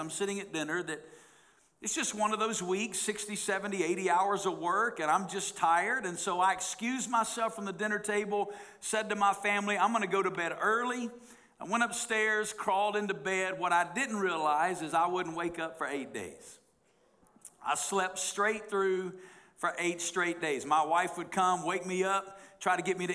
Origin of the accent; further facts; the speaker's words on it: the Bible Belt, United States; moved away as an adult; now in Las Vegas, United States; I grew up in the Bible Belt